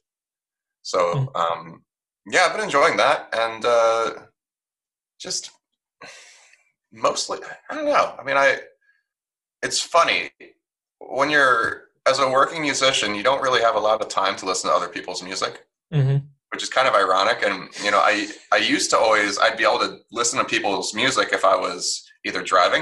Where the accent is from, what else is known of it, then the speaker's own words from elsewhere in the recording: New York, United States; I'm a New Yorker.